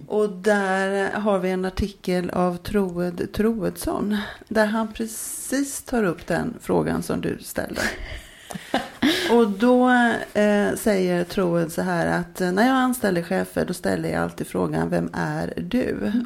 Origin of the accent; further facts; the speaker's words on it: Jönköping, Jönköping County, Sweden; då växte jag upp eh, i Jönköping.